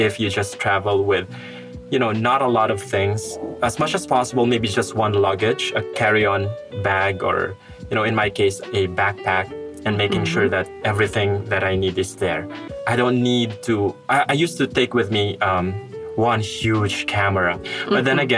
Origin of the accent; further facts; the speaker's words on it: Philippines; moved away as an adult; now in Russia; I am not from Malaysia. I'm going back to the Philippines.